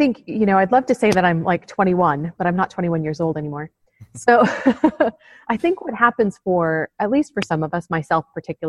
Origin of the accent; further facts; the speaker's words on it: United States; moved away as an adult; also born or lived in Arizona; now in London, United Kingdom; No, I'm not from London. Although, and in fact, I'm quite new to London. So I've lived here, in fact, just last week was just a year for me having moved to the UK. But I am an American.